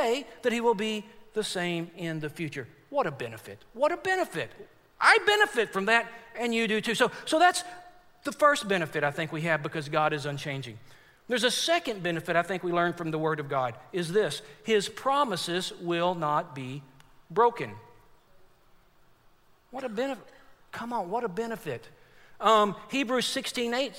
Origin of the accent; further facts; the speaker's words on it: Forney, Texas, United States; now in Chattanooga, United States; I got a buddy that I grew up with in Forney, Texas. That's where I'm from.